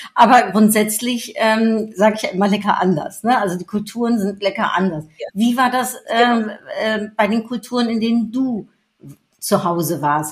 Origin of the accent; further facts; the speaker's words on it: Netherlands; moved away; Geboren, wie ich, in den Niederlanden